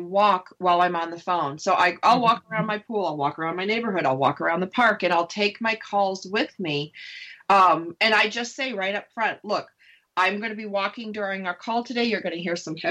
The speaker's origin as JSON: {"language": "English", "region": "Upper East Coast", "country": "United States", "said": "I'm from the Upper East Coast."}